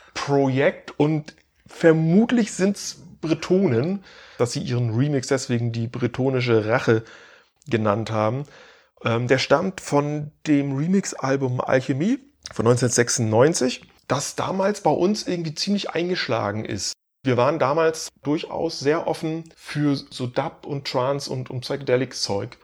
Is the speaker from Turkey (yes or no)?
no; Baltic Sea coast, Germany; moved away; meine Heimat erinnert, also äh, an der Ostsee, in der ich eben jetzt seit 20 Jahren nicht mehr lebe